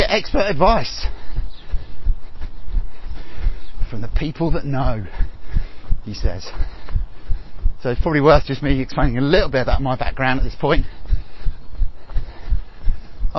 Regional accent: Kent, South East England, United Kingdom; also born or lived in Hackney, London; now in Loughton, United Kingdom; I'm originally from Kent, I lived for a long while in Hackney in East London before moving slightly further east.

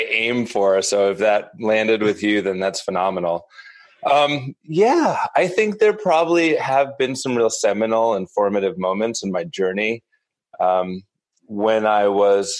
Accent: Northeast, United States; born or raised there; also born or lived in New York City

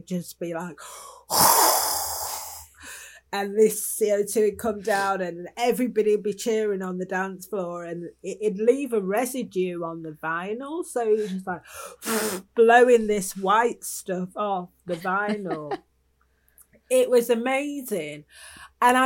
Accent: Manchester, North West England, United Kingdom; I'm from Manchester

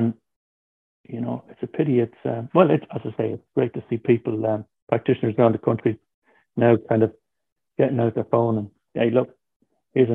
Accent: Tipperary, Munster, Ireland; now in County Clare, Ireland; I'm from Tip, from a place called Banta, which is between Tipperary and Care

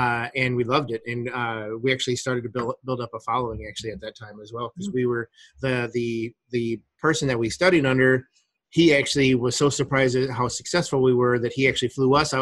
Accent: Ohio, United States; moved away; also born or lived in Phoenix, Arizona; this is where I was born and raised. I was born in Ohio, and so it was coming home for me

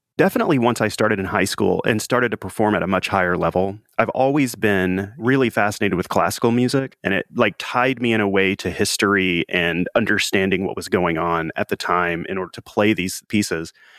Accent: Mississippi Delta, around Memphis, Tennessee, Arkansas side, United States; I grew up in the Mississippi Delta on the Arkansas side, so in and around Memphis, Tennessee.

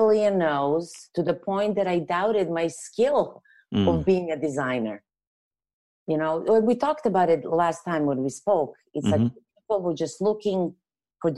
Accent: Serbia; English is a second language; moved away as an adult; now in Canada; I'm not originally from here, hence the accent that I can't get rid of. But I'm from Europe, from Serbia. So I moved after I graduated college

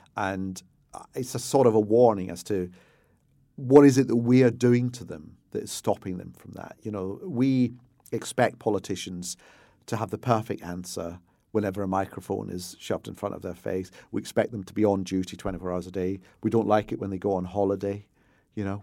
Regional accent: Glasgow, Scotland, United Kingdom; I grew up in Hill Head, where the, the famous Hill Head by-election, Roy Jenkins trying to become leader of the S D P by winning the Hill Head seat in class

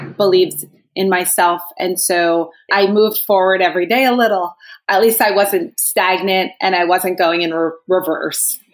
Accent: New Jersey, United States; I am from New Jersey, and I would say that I was very blessed in the sense that most of my childhood was filled with people who loved me

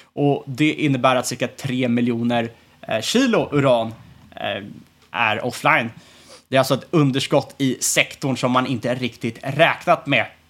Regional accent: Sweden

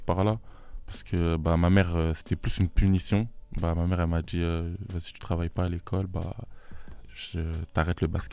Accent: Sainte-Geneviève-des-Bois, Île-de-France, France; On vient tous de Sainte-Geneviève-des-Bois

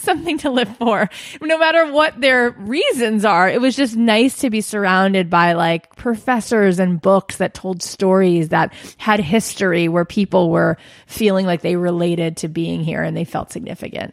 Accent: Boca Raton, Florida, United States; moved away as an adult; now in Los Angeles, United States; I grew up in South Florida

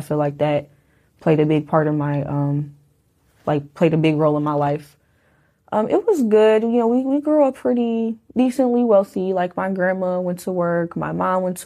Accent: Detroit, Michigan, United States; also born or lived in Warren, Michigan; I am from Detroit, Michigan. I grew up on the east side of Detroit, really more so towards, like, middle

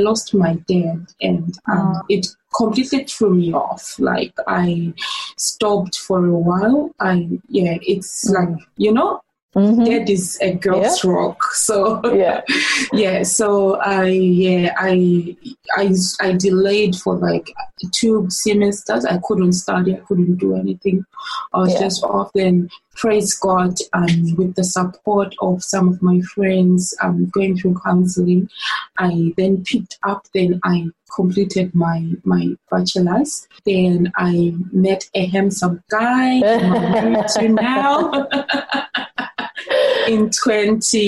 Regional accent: Zimbabwe; moved away as an adult; now in Melbourne, Australia; So I'm originally from Zimbabwe in Africa, Southern Africa.

